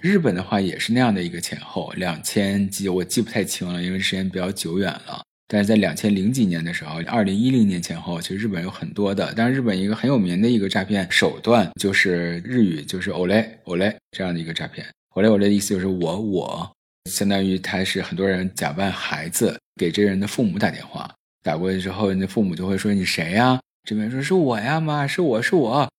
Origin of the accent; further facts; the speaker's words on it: Northeast China, China; accent: Northeastern; 我自己本身也是东北人嘛，我就用东北口音回他